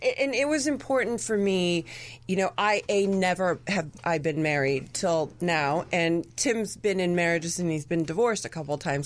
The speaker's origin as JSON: {"language": "English", "country": "Argentina", "tie": "born or raised there", "said": "My family's from Argentina. I remember what I related as a child growing up in Argentina was people drinking and having fun"}